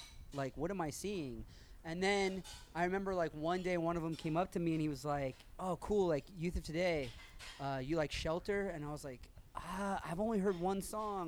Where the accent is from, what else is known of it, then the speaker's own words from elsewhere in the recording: Kansas City, Missouri, United States; I grew up in Kansas City.